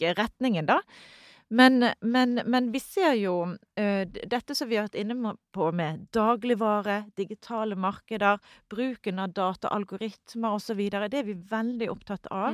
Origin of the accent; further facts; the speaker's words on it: Norway; Vi kommer, kommer fra Norge